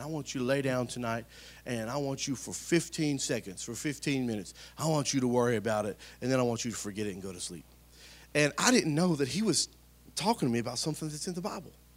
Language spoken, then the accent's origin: English; Spring Hill, United States; I'm from Spring Hill, been here my whole life